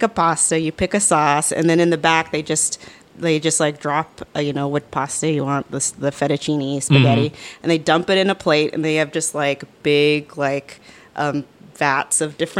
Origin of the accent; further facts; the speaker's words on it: Los Angeles, California, United States; also born or lived in Riverside, California; I grew up in Sun Valley